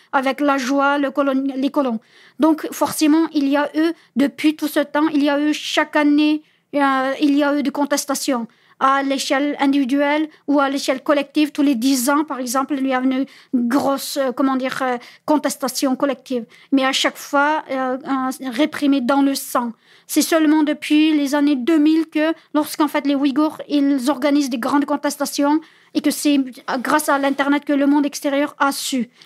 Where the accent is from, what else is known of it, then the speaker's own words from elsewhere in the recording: Uyghur region, Xinjiang, China; French is a second language; moved away as an adult; now in France; pour ma ville natale, je devais passer par la capitale